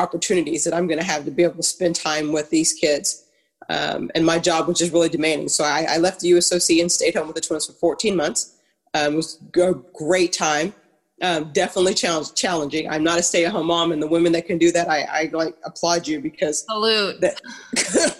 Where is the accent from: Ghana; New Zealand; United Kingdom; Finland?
Ghana; also born or lived in Harrisonburg, Virginia; now in United States; I'm originally from Ghana